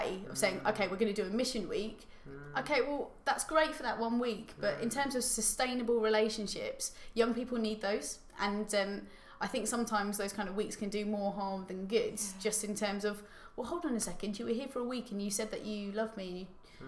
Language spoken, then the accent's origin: English; Tunbridge Wells, South East England, United Kingdom; I grew up in Tunbridge Wells in a very nice area